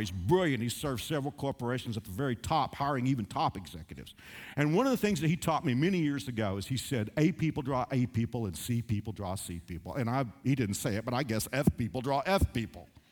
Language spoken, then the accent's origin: English; Dallas–Fort Worth area, Texas, United States; when I was growing up in Dallas, Fort Worth area